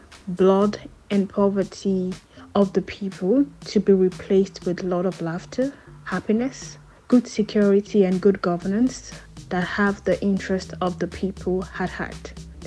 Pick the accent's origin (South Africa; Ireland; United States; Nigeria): Nigeria; my country, Nigeria